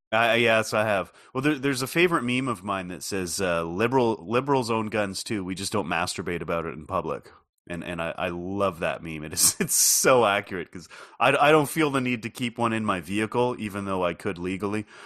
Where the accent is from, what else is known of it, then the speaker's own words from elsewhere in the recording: Canada; as a Canadian